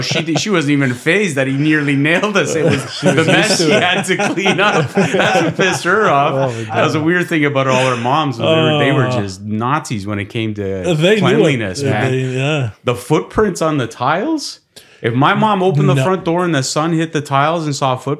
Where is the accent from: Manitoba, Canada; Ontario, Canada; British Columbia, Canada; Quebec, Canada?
Ontario, Canada; Toronto; born there; I was born here in Toronto.